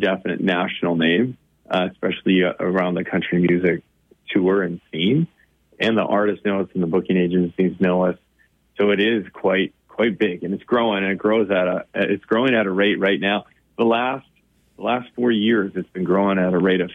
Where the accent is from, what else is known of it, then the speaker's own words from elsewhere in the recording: Bismarck, North Dakota, United States; I grew up in Bismarck